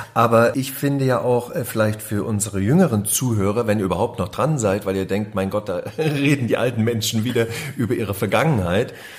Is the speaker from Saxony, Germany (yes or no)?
yes; Reichenbach im Vogtland, Saxony, Germany; also born or lived in Dresden; Ich bin in Dresden geboren, habe da ein Jahr gewohnt, danach war ich äh, in Reichenbach im Vogtland zu Hause.